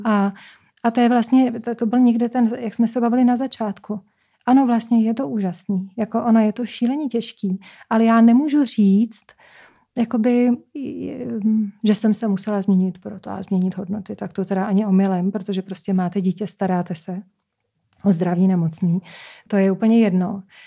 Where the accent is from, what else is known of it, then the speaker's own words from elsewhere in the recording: Czechia; já jsem vlastně z Krušný hor